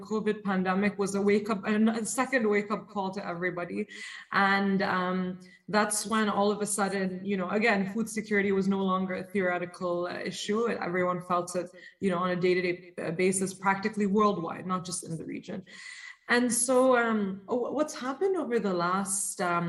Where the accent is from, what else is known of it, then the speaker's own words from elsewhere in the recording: Dubai, United Arab Emirates; I've been born and raised in Dubai